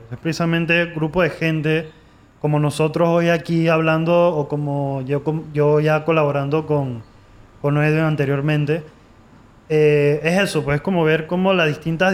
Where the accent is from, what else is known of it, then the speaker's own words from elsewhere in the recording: Panama; yo soy el único panameño de mi familia, o sea, el único nacido en Panamá soy yo